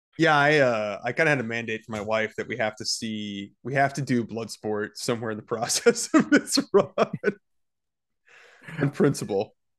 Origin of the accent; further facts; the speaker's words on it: Georgia, United States; as a kid growing up in Georgia